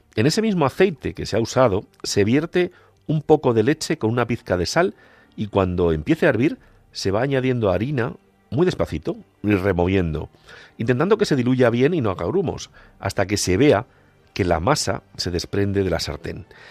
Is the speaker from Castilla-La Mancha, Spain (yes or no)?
yes; Castilla-La Mancha, Spain; Para un manchego como yo, casi estrebeño